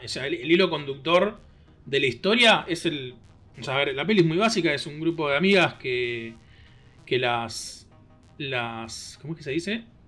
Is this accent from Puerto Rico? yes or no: no; Argentina; folclore de nuestro país